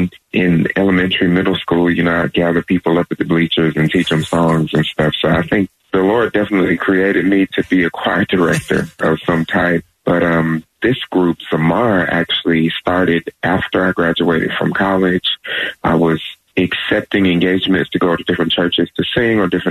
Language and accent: English; Augusta, Georgia, United States; I am originally from Augusta, Georgia, so I was born and raised here.